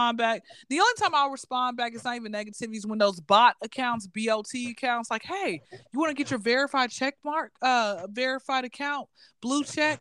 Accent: Atlanta, Georgia, United States; born and raised in Atlanta, Georgia, hot Atlanta.

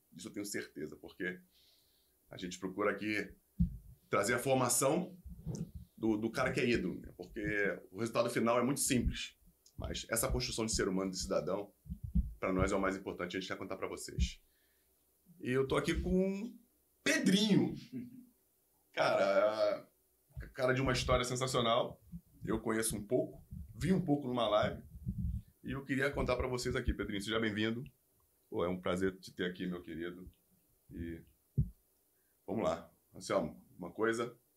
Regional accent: Rio de Janeiro, Brazil; eu sou de Padre Miguel

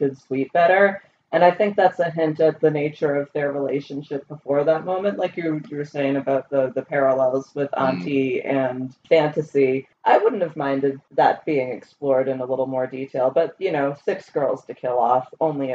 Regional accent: United States; we're Americans

